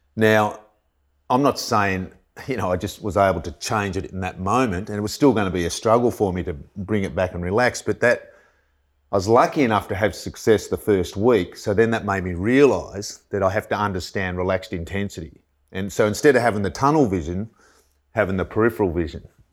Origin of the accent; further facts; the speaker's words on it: Lake Eildon, Victoria, Australia; I was from Lake Eildon, like a thousand people